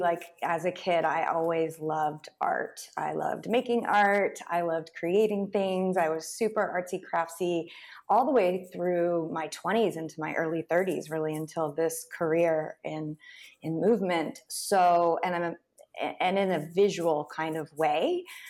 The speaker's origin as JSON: {"language": "English", "town": "Tulsa", "region": "Oklahoma", "country": "United States", "tie": "born or raised there", "said": "I grew up in Tulsa, Oklahoma."}